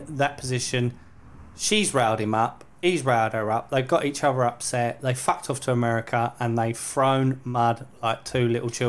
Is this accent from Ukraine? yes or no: no; England, United Kingdom; You know, I'm British. I'm proud to be English. I'm proud to be British.